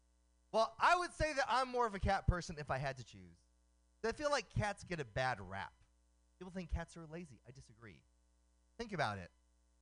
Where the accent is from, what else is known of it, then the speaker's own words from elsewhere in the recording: Oakland, California, United States; known by a nickname on the street growing up in Oakland.